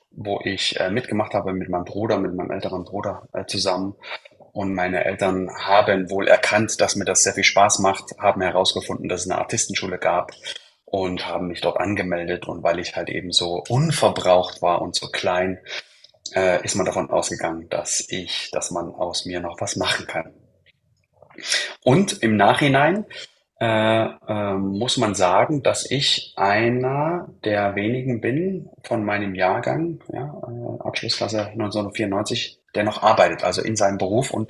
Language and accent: German; Leipzig, Saxony, Germany; born there; Ja, ich habe ja schon gesagt, wo ich herkomme. Ja, bin ja geboren in Leipzig äh, von einer, Fam äh, einer Schaustellerfamilie.